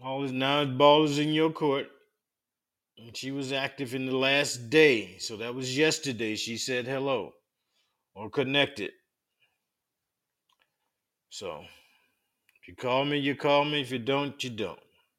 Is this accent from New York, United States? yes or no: yes; Brooklyn, New York, United States; now in Pennsylvania, United States; I was born and raised in Brooklyn, New York, currently residing in PA.